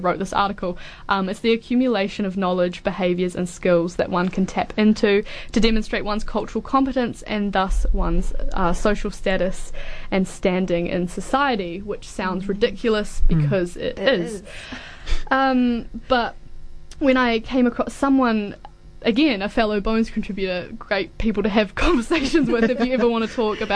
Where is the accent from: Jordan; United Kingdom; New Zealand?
New Zealand; Auckland; moved away as an adult; now in Dunedin, New Zealand; I'm from Auckland originally, so I came from that down to here